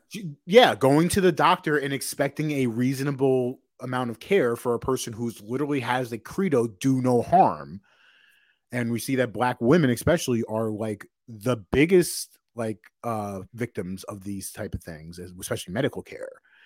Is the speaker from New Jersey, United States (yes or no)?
no; Long Island, New York, United States; We're both from Long Island.